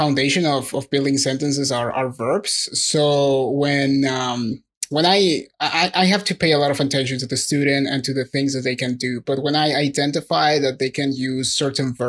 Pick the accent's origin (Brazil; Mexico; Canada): Mexico; first language Spanish; English is a second language; I'm not a native English speaker. So, you know, like a Mexican English speaker